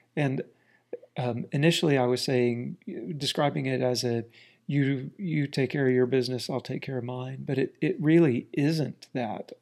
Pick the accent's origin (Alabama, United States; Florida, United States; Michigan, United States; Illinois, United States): Florida, United States; South Central; moved away as an adult; also born or lived in Washington, D.C.; now in Ozarks, United States; We grew up in a very small town in central Florida, South Central Florida